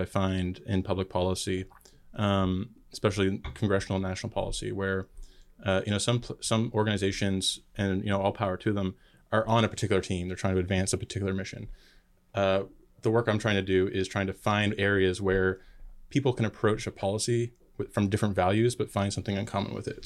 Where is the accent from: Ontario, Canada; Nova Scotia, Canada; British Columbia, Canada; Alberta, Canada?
Nova Scotia, Canada; now in United States; I was uh, born and raised in Nova Scotia, Canada, Trailer Park Boys territory